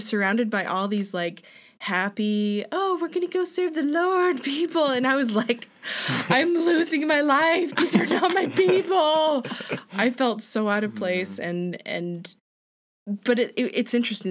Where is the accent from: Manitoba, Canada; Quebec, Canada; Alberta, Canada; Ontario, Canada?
Alberta, Canada; Hanna; now in Calgary, Canada; I grew up in Hanna, Alberta